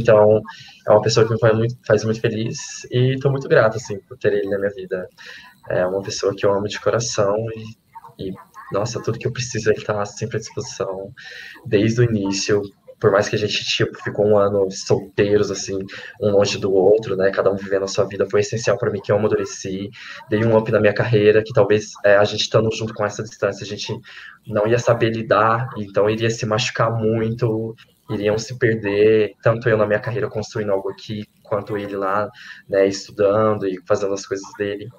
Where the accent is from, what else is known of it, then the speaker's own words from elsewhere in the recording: Minas Gerais, Brazil; moved away; also born or lived in Lavras; lá na minha cidade de Santo Antônio